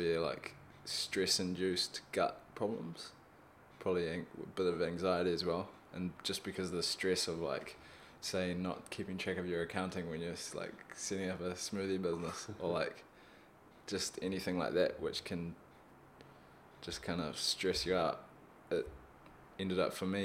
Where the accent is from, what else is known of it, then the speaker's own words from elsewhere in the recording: Auckland, New Zealand; also born or lived in Wellington; I grew up in Auckland